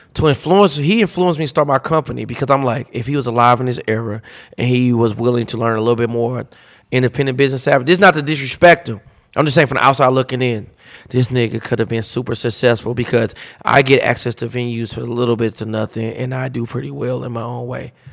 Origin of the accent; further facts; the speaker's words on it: St. Louis, Missouri, United States; moved away as an adult; also born or lived in Kansas City; I'm originally from St. Louis. I left out of St. Louis when I was 27.